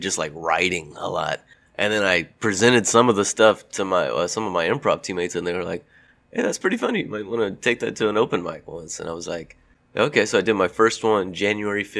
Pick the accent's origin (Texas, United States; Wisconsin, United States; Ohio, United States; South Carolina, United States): Texas, United States; Lake Jackson; moved away; I'm from Lake Jackson, Texas, home of …, Buc-ee's, and Ron Paul